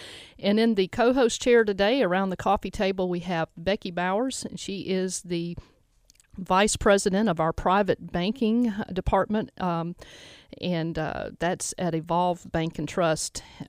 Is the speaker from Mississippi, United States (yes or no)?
yes; Mississippi, United States; born there; now in Memphis, United States; I was born in the Mississippi Delta, began my career in New Orleans, and now have a gallery in the South Main Arts District in downtown Memphis.